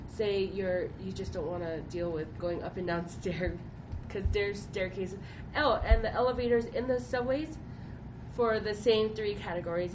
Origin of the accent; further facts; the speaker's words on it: Hawaii, United States; I grew up in Hawaii